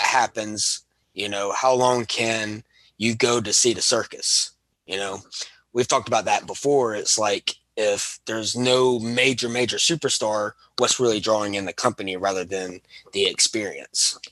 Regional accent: Alabama, United States; I am from Alabama

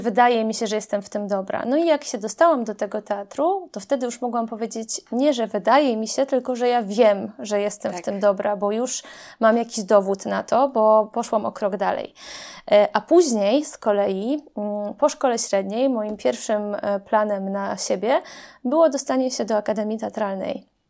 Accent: Grajewo, Podlaskie Voivodeship, Poland; moved away; pochodzę z Grajewa, to jest mała miejscowość na Podlasiu, miasto

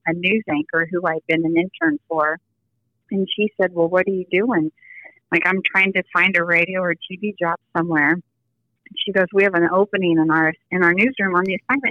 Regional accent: Kansas City, Missouri, United States; also born or lived in Kirksville, Missouri; I was born and raised in Kansas City

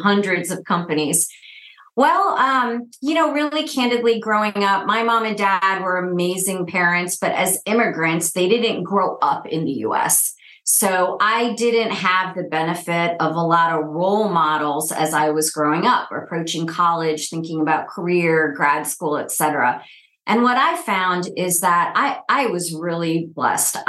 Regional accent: upstate New York, United States; moved away as an adult; also born or lived in Texas / Minneapolis; now in Kansas City, United States; a painfully shy, first generation Indian girl to immigrant parents growing up in upstate New York

